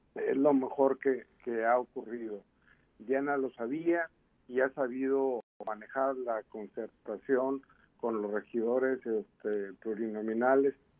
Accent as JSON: {"language": "Spanish", "country": "Mexico", "said": "somos los mexicanos"}